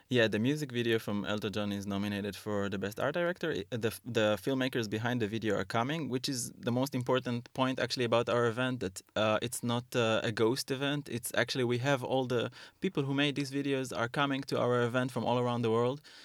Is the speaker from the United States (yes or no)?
no; Haifa, Haifa District, Israel; moved away as an adult; now in Berlin, Germany; I'm from Haifa in Israel